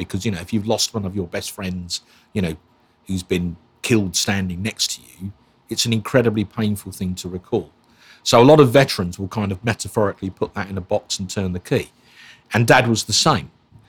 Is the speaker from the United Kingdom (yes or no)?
yes; Basildon, East of England, United Kingdom; also born or lived in Islington, London; Well, it's six. Yeah, my parents moved out to Basildon onto what was then a new housing estate in 1971